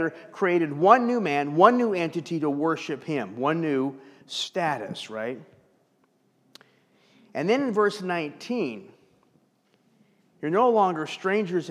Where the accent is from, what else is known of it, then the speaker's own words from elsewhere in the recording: Los Angeles, California, United States; I'm from Los Angeles